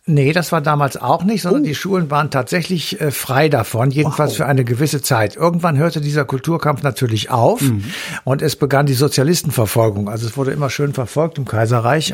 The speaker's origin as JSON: {"language": "German", "country": "Germany", "said": "bei uns in Deutschland"}